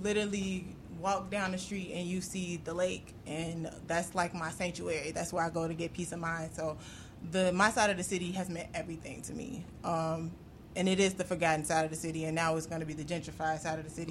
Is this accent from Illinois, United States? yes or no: yes; Chicago, Illinois, United States; I'm from over east too